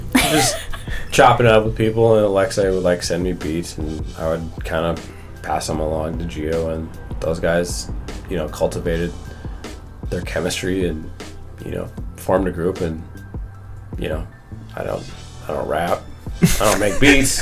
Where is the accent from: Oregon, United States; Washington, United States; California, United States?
Washington, United States; Bellevue; also born or lived in Seattle; I, I grew up in Bellevue